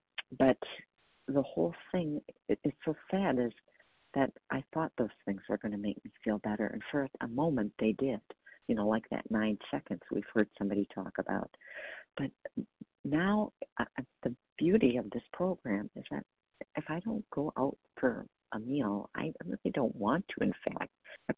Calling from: Wisconsin, United States; I'm calling from Wisconsin

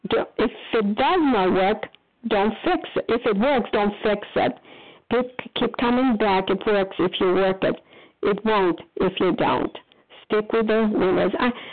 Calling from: Foxborough, Massachusetts, United States; I am calling from Foxborough, Massachusetts

